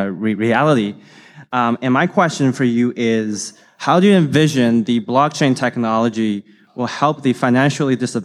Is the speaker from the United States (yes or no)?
no; China; I'm from China.